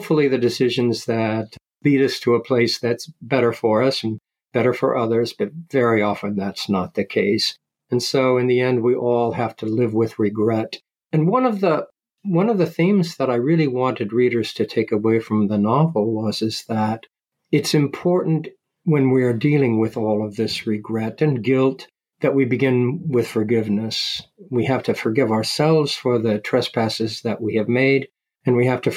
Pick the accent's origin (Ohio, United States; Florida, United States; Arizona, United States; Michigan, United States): Ohio, United States; I grew up in Ohio in the Midwest, that's where I spent my time.